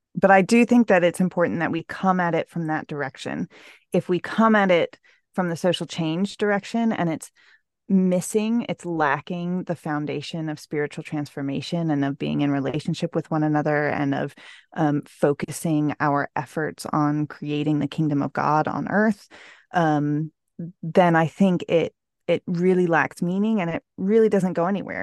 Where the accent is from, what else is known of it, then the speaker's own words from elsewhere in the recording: Houston, Texas, United States; all lived within about a fifteen-minute radius of our house when I was growing up in Houston